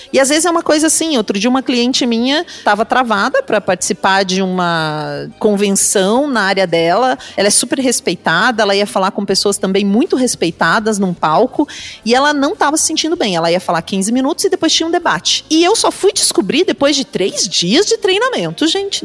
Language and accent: Portuguese; Pato Branco, Paraná, Brazil; eu nasci lá em Pato Branco.